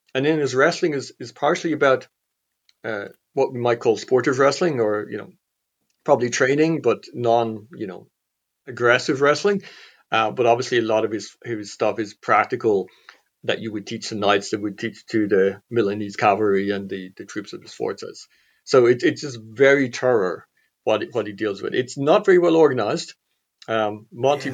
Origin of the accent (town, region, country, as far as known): Clonmel, Tipperary, Ireland; born or raised there